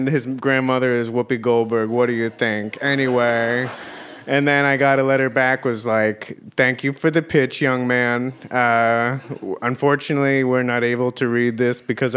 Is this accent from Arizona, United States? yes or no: yes; Scottsdale, Arizona, United States; I am from Scottsdale, Arizona